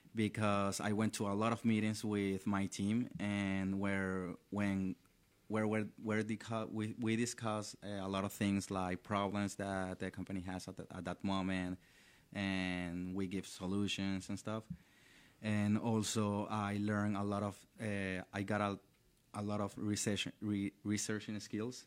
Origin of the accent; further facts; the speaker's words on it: Valencia, Carabobo, Venezuela; English is a second language; moved away as an adult; now in Orlando, United States; I was born and raised in Valencia. It's a city located, la, eh, two hours from the capital, which is Caracas